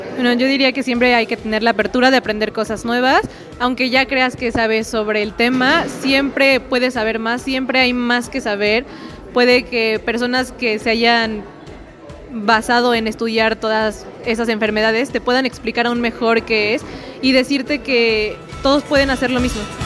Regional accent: Xalapa, Veracruz, Mexico; soy de aquí de Jalapa

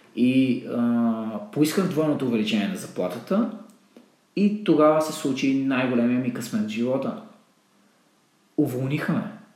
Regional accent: Botevgrad, Sofia Province, Bulgaria; born or raised there; moved away

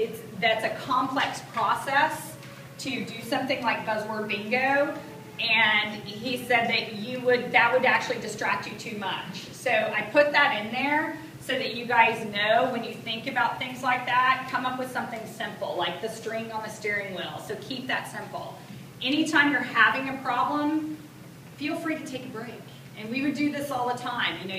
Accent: the South, United States; I speak more slowly than most because I'm from the South

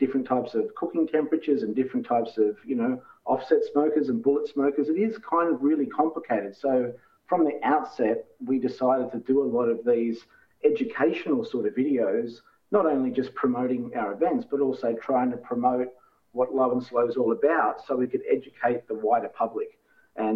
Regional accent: Port Macquarie, New South Wales, Australia; my hometown of Port Macquarie.

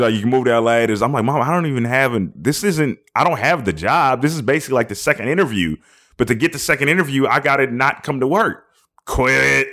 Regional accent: Seattle, Washington, United States; I'm from Seattle, so it's all dreary and shitty looking

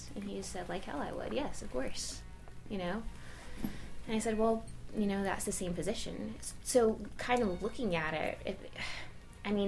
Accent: Alabama, United States; from Alabama

